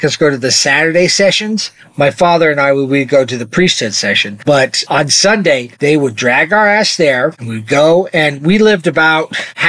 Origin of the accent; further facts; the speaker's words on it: Arizona, United States; now in Utah, United States; growing up in Arizona in the 80s and 90s.